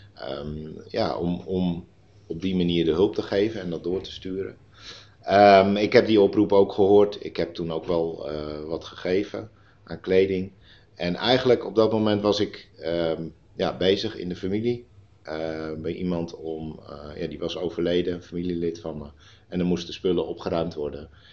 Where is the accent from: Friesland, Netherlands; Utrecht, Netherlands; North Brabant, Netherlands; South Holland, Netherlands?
Friesland, Netherlands; Terschelling; also born or lived in Putten; now in Nijkerk, Netherlands; ik ben geboren en opgegroeid op de Schelling